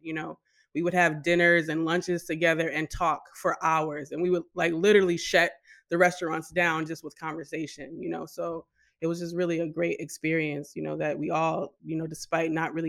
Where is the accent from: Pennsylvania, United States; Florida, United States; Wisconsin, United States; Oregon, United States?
Wisconsin, United States; I'm from Wisconsin. So Chicago's like 1 hour drive from my hometown.